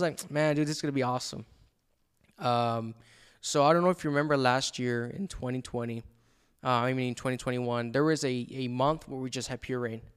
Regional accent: El Paso, Texas, United States; moved away as an adult; now in Dallas, United States; after high school, I moved from El Paso to Dallas

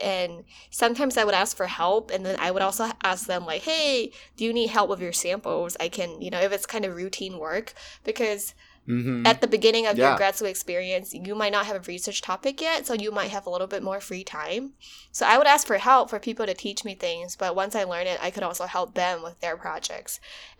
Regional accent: Malaysia; moved away as an adult; now in United States; because I moved from Malaysia to US for undergrad, I think that was a huge shift. So adapting to undergrad life, adapting to cultural shock and all that thing, all of that kind of prepared me.

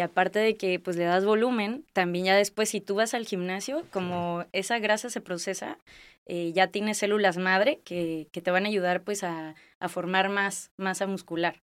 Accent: Guadalajara, Jalisco, Mexico; moved away as an adult; also born or lived in Colima / Torreón; now in Tijuana, Mexico; soy de Guadalajara, Jalisco, eh, Tapatía

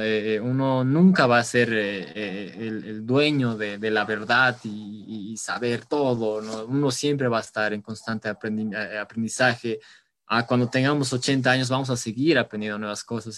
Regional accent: La Paz, Bolivia; nosotros como bolivianos, como paseños

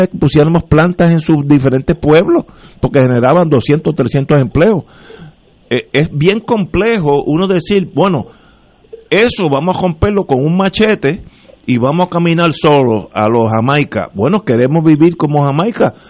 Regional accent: Puerto Rico; somos los mismos puertorriqueños

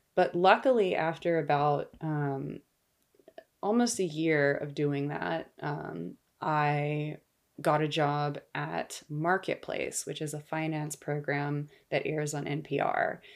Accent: Los Angeles, California, United States; I grew up here in Los Angeles

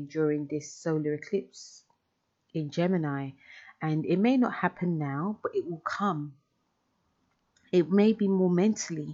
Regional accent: London, United Kingdom; I'm from London

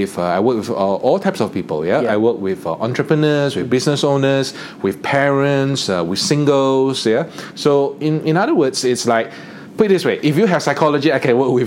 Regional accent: East Malaysia, Malaysia; I'm from East Malaysia.

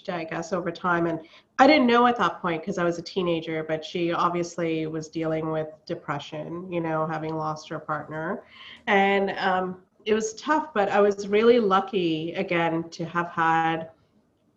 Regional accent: Ottawa, Ontario, Canada; also born or lived in Sri Lanka / Zambia / India / California; we finally joined him in 1987 in Ottawa. So, and that's where I pretty much grew up. So Ottawa's been my home since I was 8 years old.

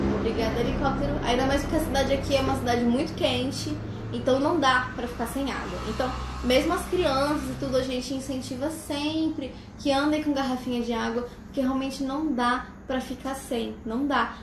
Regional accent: Brasília, Federal District, Brazil; eu sou de uma cidade que parece um deserto. Brasília é um lugar muito, seco, muito seco.

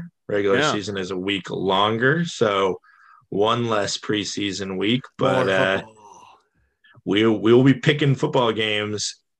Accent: Montana, United States; My home state of Montana.

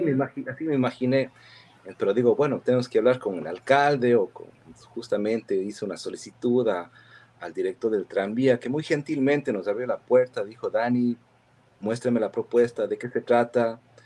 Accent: Cuenca, Azuay, Ecuador; accent: cantadito cuencano; moved away as an adult; also born or lived in Girón, Ecuador / New Jersey, United States; now in United States; yo, nací... en el Cantón Girón y, claro, pues, he vivido casi más de la mitad de mi vida en Cuenca

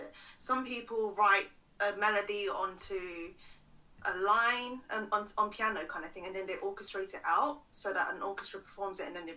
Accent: London, United Kingdom; So I was born in London, raised in London, went to school in London.

